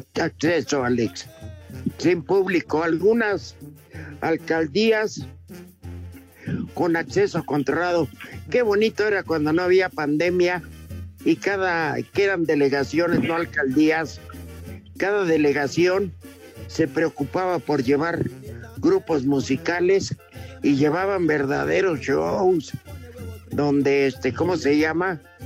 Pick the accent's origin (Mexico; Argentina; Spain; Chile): Mexico; Mexico City; also born or lived in Minatitlán, Veracruz; yo la verdad soy de Minatitlán, Veracruz, pero este nací en Chimalistac